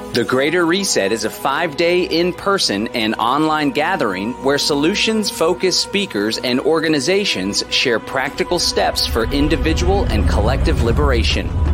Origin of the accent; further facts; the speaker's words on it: Austin, Texas, United States; I was actually born and raised in Austin